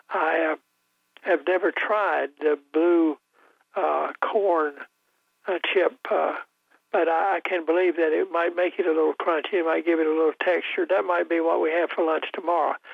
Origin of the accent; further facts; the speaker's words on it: Wayne County, North Carolina, United States; I'm from Wayne County